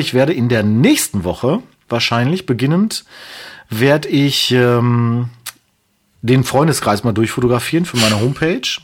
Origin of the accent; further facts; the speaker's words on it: Castrop-Rauxel, North Rhine-Westphalia, Germany; von meiner Heimatstadt